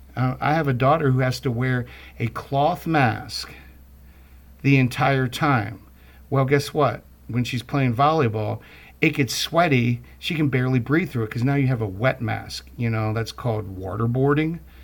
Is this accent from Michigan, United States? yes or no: no; Baltimore, Maryland, United States; my own background growing up in Baltimore